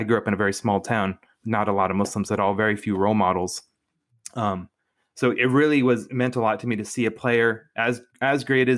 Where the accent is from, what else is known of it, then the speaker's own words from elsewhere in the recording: Spokane, Washington, United States; I grew up in Spokane, Washington. My dad is a professor at Gonzaga.